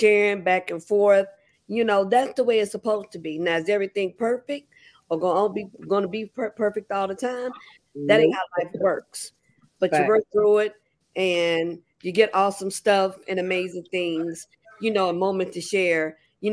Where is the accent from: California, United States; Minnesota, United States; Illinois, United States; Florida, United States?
Illinois, United States; Chicago; We're from Chicago.